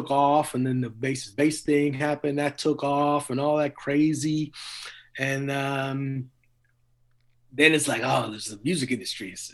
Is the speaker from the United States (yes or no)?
no; Trinidad & Tobago; born there; And then I was born in Trinidad, and they were born in Trinidad. And Trinidad is like very musical culture.